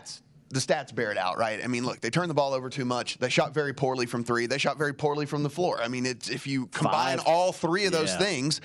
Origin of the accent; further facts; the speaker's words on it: Baton Rouge, Louisiana, United States; in Baton Rouge, my hometown